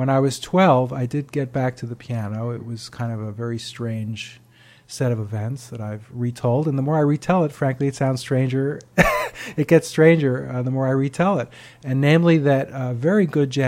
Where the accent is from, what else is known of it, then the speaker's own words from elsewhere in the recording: Great Neck, New York, United States; my hometown of Great Neck, Long Island